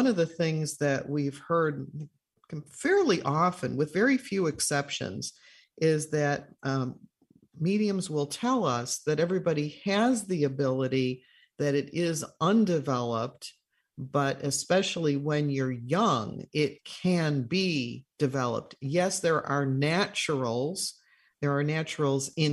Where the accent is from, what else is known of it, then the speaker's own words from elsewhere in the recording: Chicago, Illinois, United States; I'm from Chicago